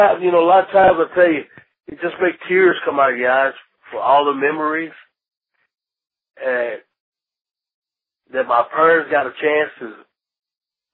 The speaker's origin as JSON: {"language": "English", "town": "Union City", "region": "Tennessee", "country": "United States", "tie": "born or raised there", "moved": "yes", "said": "the people from my little hometown remember that I didn't forget about them from Union City, Tennessee"}